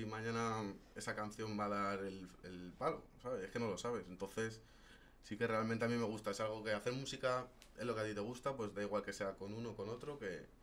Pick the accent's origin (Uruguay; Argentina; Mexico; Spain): Spain; Madrid, Community of Madrid; Sí, soy español de aquí. ¿De {S1} Madrid, Madrid? {S0} De Madrid